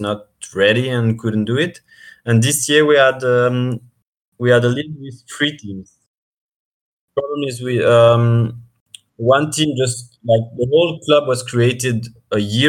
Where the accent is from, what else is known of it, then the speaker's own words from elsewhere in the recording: Switzerland; I come from Switzerland.